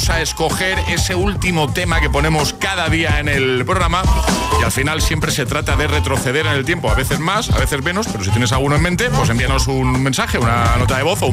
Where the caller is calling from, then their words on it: Madrid, Community of Madrid, Spain; Buenos días, chavales. Aquí … desde Madrid.